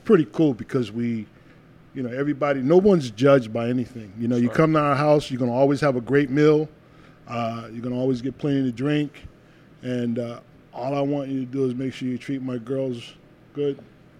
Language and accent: English; Birmingham, Alabama, United States; born there; I was born in Birmingham, so you know my grandmother.